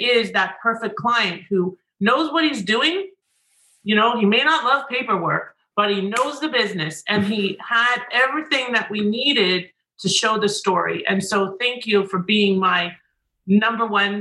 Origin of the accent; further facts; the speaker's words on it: Canada; now in United States; I'm Canadian